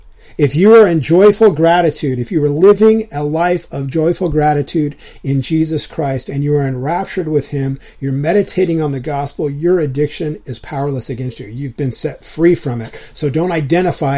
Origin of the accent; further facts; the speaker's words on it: Southern California, United States; all the years growing up in Southern California that I spent surfing